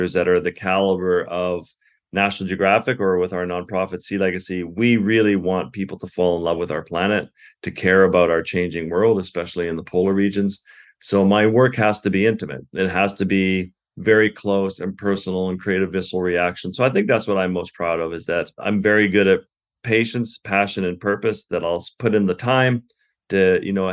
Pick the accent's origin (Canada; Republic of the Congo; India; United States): Canada; Canadian Arctic; having grown up in the Arctic with the Inuit